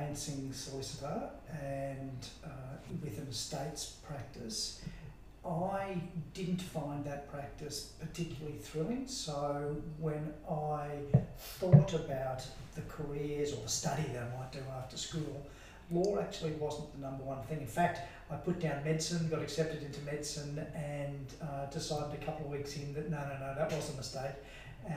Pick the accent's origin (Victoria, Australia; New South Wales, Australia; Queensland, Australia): Queensland, Australia; Toowoomba; now in Brisbane, Australia; Toowoomba was a great place to grow up. I loved it.